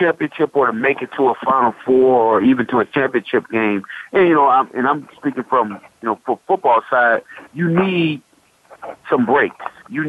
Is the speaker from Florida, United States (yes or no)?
yes; Fort Myers, Florida, United States; I'm from Fort Myers, Florida